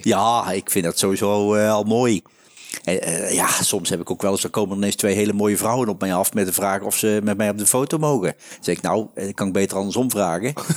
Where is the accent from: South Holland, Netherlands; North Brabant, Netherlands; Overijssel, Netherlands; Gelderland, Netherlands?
North Brabant, Netherlands; accent: Brabantse tongval; als Brabants, met de Brabantse tongval